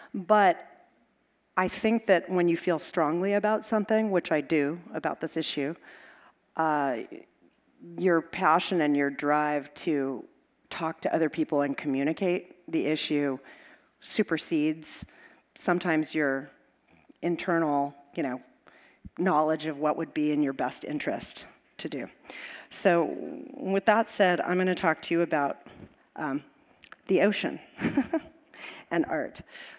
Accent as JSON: {"language": "English", "town": "Los Angeles", "region": "California", "country": "United States", "tie": "born or raised there", "said": "I grew up in Los Angeles"}